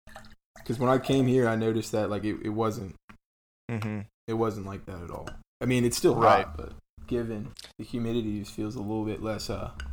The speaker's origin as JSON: {"language": "English", "region": "the South", "country": "United States", "said": "We're kind of from the South, so a lot of us have dabbled in the dip."}